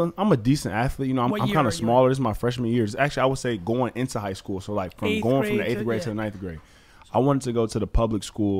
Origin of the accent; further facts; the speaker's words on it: Detroit, Michigan, United States; moved away as an adult; also born or lived in Southfield, Michigan; now in Chicago, United States; growing up, born and raised in Detroit, Michigan, you know, I think, again, now that I'm in Chicago